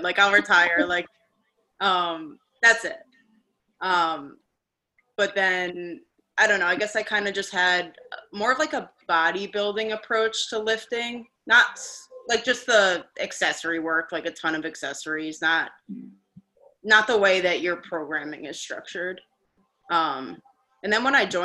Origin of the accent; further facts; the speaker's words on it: Long Island, New York, United States; also born or lived in Cortland, New York; I'm not from Staten Island. I'm not from Jersey. I'm from Long Island